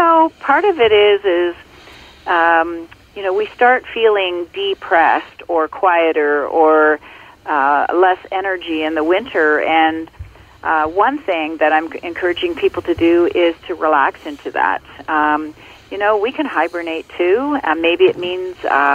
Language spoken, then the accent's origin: English; Ontario, Canada; I grew up in Ontario, and I now live in Muskoka in Ontario